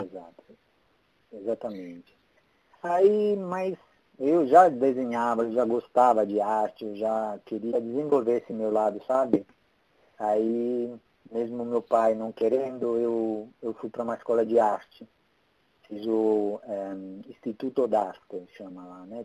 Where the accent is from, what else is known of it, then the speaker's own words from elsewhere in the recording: Italy; accent: Italian; Portuguese is a second language; moved away as an adult; also born or lived in Porto, Portugal; now in Brazil; eu sou italiano. É por isso uhum. que eu tenho sotaque.